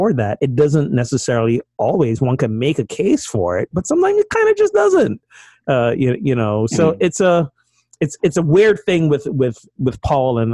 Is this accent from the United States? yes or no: no; Barbados; moved away; I'm from Barbados